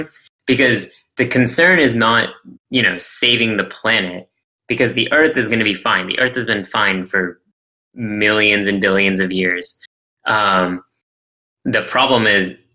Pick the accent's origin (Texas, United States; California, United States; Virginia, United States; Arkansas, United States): Texas, United States; Dallas; I'm from Texas, and we're used to pretty unexpected weather